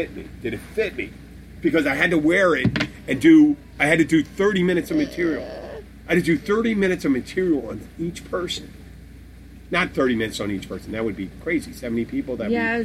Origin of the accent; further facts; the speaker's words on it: Philadelphia, Pennsylvania, United States; now in Florida, United States; I'm from Pennsylvania